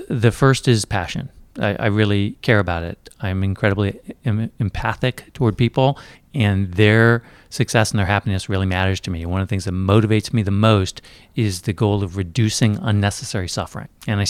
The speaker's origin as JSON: {"language": "English", "country": "Japan", "tie": "born or raised there", "said": "So I grew up in Japan."}